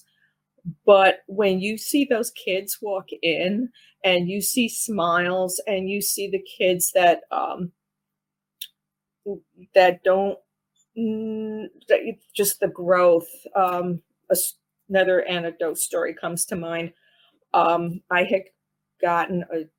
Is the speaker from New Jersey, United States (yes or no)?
no; downstate New York, United States; accent: New York; moved away as an adult; my New York accent, because of I come from downstate